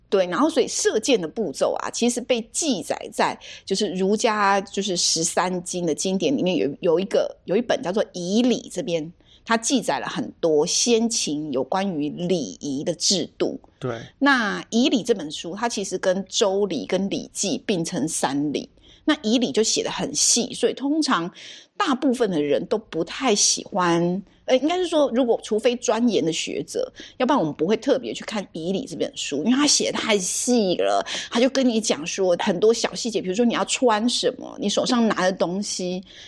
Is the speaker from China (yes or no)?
no; Taiwan; 身为台湾人